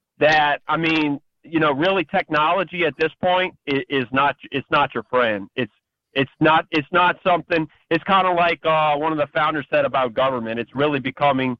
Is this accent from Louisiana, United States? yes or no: yes; Louisiana, United States; I'm from Louisiana